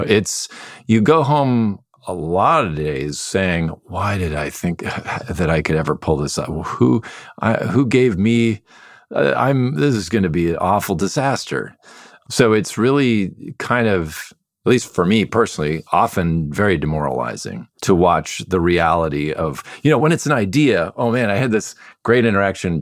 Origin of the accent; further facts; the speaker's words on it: Midwest, United States; I grew up in the Midwest